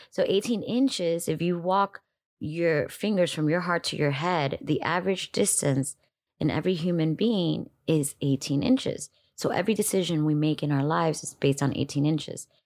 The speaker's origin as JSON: {"language": "English", "town": "Miami", "region": "Florida", "country": "United States", "tie": "born or raised there", "also_born_or_lived": "Dominican Republic", "said": "I was born in Dominican Republic, raised in Miami"}